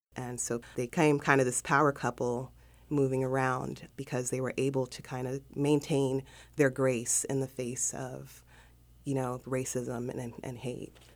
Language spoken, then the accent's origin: English; Hawthorne, California, United States; also born or lived in Los Angeles; I grew up in South Central LA and um, a city called Hawthorne, which is adjacent to Inglewood